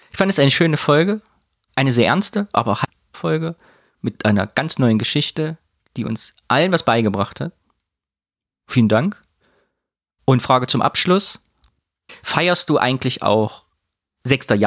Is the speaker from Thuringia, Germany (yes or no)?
yes; Kyffhäuser, Thuringia, Germany; ich komme aus dem Köpfer